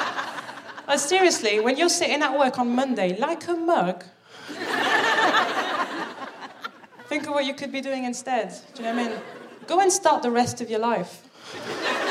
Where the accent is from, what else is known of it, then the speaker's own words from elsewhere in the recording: Paris, Île-de-France, France; moved away as an adult; also born or lived in Birmingham; now in London, United Kingdom; I'm from Paris